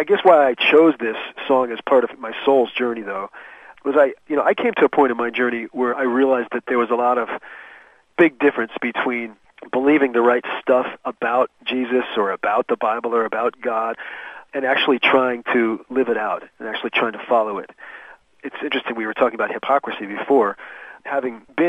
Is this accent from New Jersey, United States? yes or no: yes; New Jersey, United States; I grew up in New Jersey